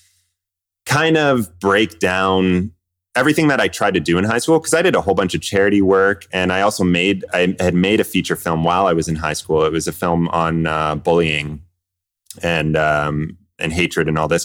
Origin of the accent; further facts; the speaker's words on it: Kingston, Ontario, Canada; moved away as an adult; also born or lived in Vancouver; I grew up in Kingston, Ontario, so from all over Kingston